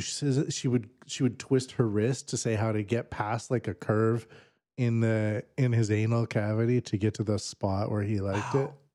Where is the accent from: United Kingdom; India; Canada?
Canada; now in Japan; I'm Canadian.